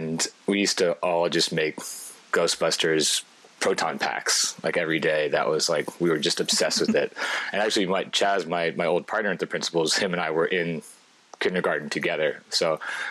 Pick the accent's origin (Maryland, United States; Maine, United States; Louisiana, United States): Maryland, United States; Baltimore; moved away as an adult; also born or lived in Paris, France / Belgium; now in Brooklyn, United States; I was born in Baltimore, and the suburbs of Baltimore, actually.